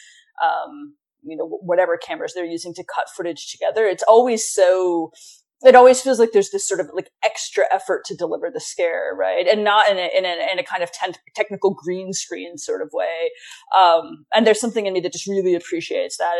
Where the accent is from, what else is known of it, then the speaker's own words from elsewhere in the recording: Montana, United States; moved away as an adult; I grew up in Montana